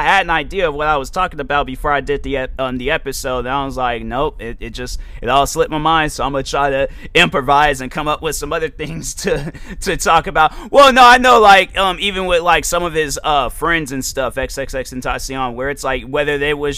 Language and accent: English; United States; I'm from America